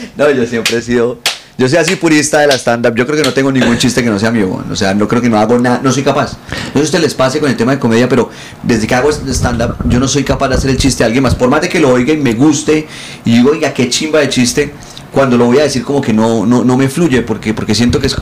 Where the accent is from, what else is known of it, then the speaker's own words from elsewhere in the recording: Bucaramanga, Santander, Colombia; yo crecí en Bucaramanga